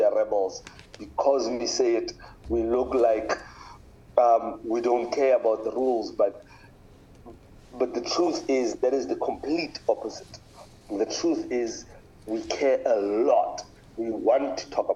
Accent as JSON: {"language": "English", "town": "Pretoria", "region": "Gauteng", "country": "South Africa", "moved": "as an adult", "lives_now": "Cape Town, South Africa", "said": "I am originally from Pretoria. I live in Cape Town."}